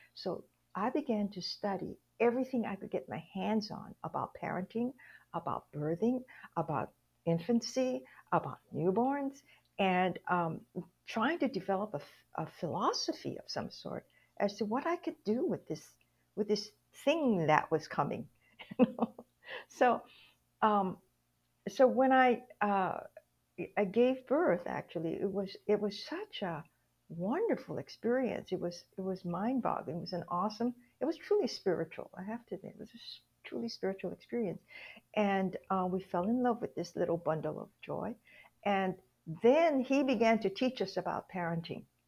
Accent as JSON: {"language": "English", "region": "Hawaii", "country": "United States", "tie": "born or raised there", "moved": "yes", "said": "I was born and raised in Hawaii"}